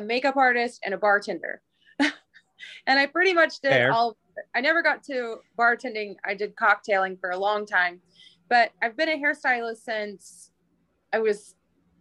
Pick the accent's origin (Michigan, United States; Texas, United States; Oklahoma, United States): Oklahoma, United States; moved away; I'm from the Midwest, originally Oklahoma.